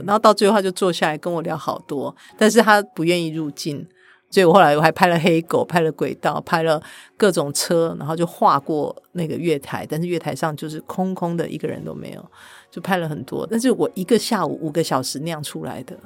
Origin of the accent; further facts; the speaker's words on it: Kaohsiung, Taiwan; 我是高雄的小孩